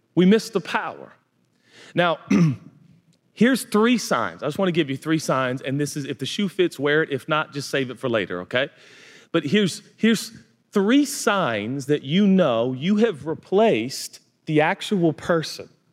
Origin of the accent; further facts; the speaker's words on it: United States; It's called being American, and I'm proud to be one.